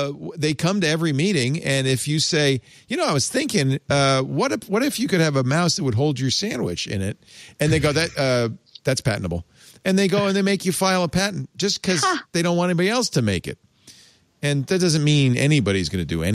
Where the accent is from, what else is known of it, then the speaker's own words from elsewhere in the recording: Providence, Rhode Island, United States; moved away; I grew up in Providence